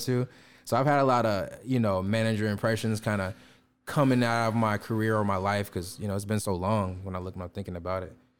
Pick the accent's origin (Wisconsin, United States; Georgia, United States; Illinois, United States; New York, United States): Illinois, United States; Chicago; I'm from the Chicago area